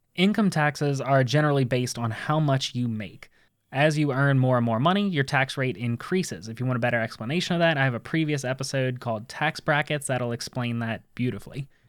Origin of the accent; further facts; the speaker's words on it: United States; we as American citizens